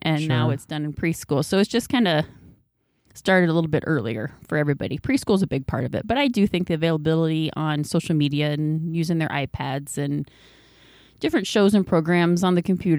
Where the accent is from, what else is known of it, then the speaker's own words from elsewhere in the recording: Dyke, Iowa, United States; Well, I grew up here in Dyke. I graduated from Dyke High School as a Bobcat in 1989.